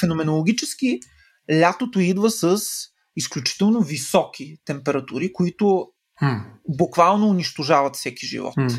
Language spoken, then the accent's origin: Bulgarian; Silistra, Silistra Province, Bulgaria; в Североизточна България, откъдето съм аз, mm. нали, в Силистра.